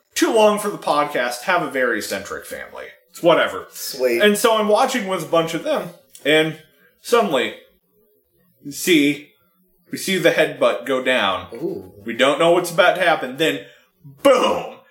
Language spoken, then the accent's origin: English; San Francisco, California, United States; I was born in San Francisco